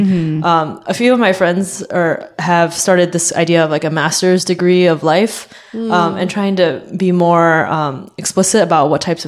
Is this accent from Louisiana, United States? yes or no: no; Houston, Texas, United States; moved away; I grew up in Houston, where it's a pretty big city